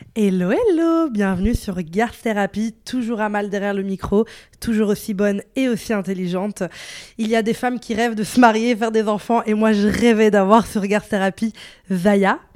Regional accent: Morocco; je suis une femme, je suis marocaine

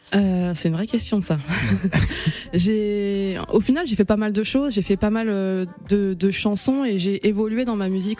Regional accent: Seine-et-Marne, Île-de-France, France; also born or lived in Madagascar (roots); on vient de, de Seine-et-Marne tous les deux

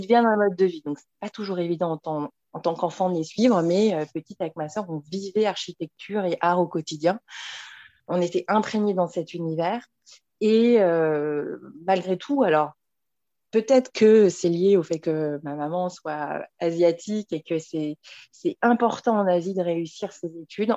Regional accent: Paris, Île-de-France, France; je suis née et j'habite à Paris

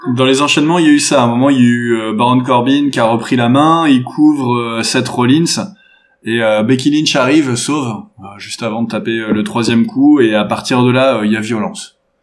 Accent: France; en tant que Français

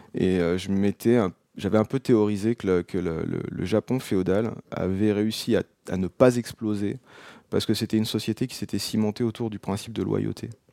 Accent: Seine-et-Marne, Île-de-France, France; moved away as an adult; also born or lived in Paris; now in Auvergne, France; j'ai grandi en Seine-et-Marne

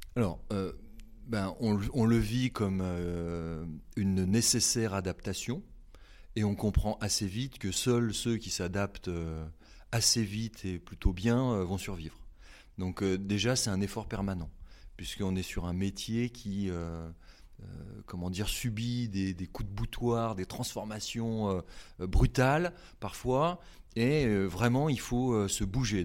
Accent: Haute-Savoie, Auvergne-Rhône-Alpes, France; moved away as an adult; now in Nantes, France; je viens de Haute-Savoie, euh, j'ai euh, migré à Nantes en raison de mes études.

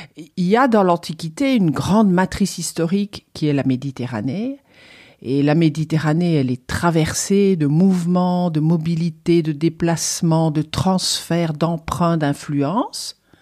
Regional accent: Liège, Wallonia, Belgium; moved away as an adult; also born or lived in Germany / Rome, Italy; now in Toulouse, France; j'ai eu la chance d'avoir au lycée, c'était en Belgique, je suis belge d'origine. C'était à Liège

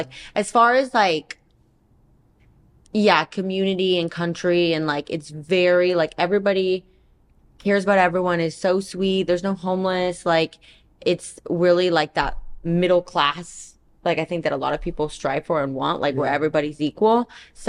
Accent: Central California, United States; moved away as an adult; also born or lived in Puerto Rico; now in Florida, United States; I'm from Central California

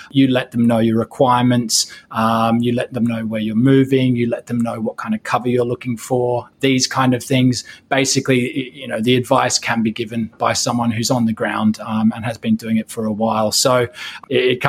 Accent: Australia; now in Hong Kong; I'm also from Australia

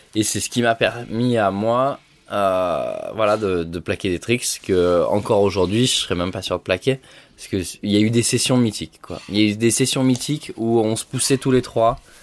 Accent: Gap, Provence-Alpes-Côte d'Azur, France; j'ai fait toute mon enfance à Gap

